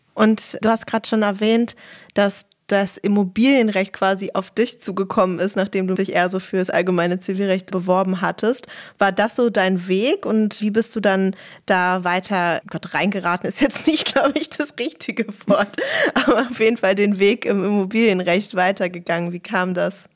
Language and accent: German; Berlin, Germany; ich bin ja auch Berlinerin